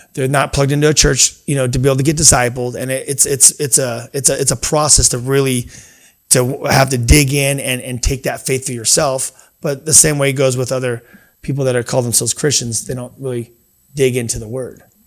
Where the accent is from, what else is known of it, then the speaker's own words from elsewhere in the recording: United States; I, I grew up in America